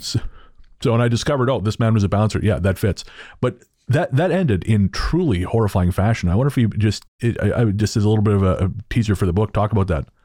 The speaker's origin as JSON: {"language": "English", "town": "Revelstoke", "region": "British Columbia", "country": "Canada", "tie": "born or raised there", "moved": "yes", "lives_now": "Victoria, Canada", "said": "where I grew up in Revelstoke"}